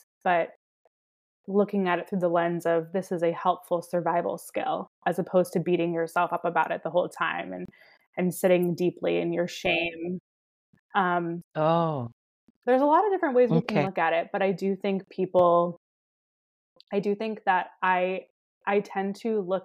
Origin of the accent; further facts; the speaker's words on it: Baltimore, Maryland, United States; now in Los Angeles, United States; I grew up in Baltimore